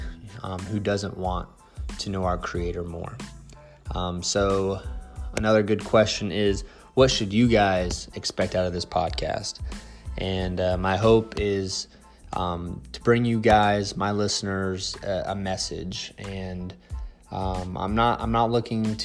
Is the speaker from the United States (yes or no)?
yes; Central Florida, United States; born and raised in Central Florida